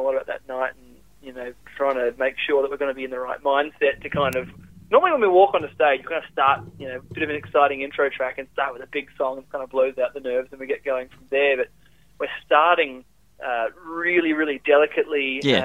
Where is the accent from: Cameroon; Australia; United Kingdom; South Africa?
Australia; Perth, Western Australia; moved away as an adult; I grew up in Perth